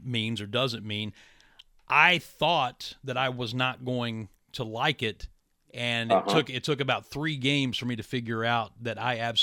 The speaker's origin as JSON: {"language": "English", "town": "Williamson", "region": "West Virginia", "country": "United States", "tie": "born or raised there", "said": "my hometown of Williamson, West Virginia"}